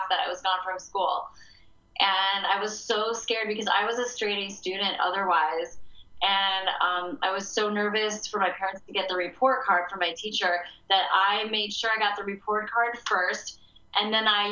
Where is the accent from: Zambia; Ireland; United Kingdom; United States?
United States; Chicago, Illinois; moved away as an adult; also born or lived in California; I moved away from Chicago all the way to California for school